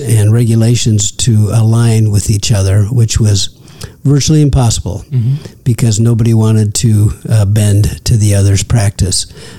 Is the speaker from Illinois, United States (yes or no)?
yes; Peoria, Illinois, United States; moved away as an adult; also born or lived in California; Well, I'm a native of Peoria, Illinois.